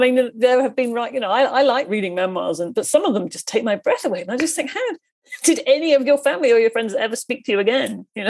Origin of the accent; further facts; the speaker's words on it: Coleraine, Northern Ireland, United Kingdom; born there; I didn't want to start with, you know, I was born in Coleraine and then, you know, that didn't interest me at all.